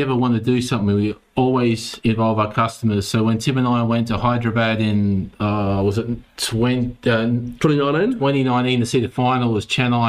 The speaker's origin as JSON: {"language": "English", "country": "Australia", "tie": "born or raised there", "said": "growing up in Australia"}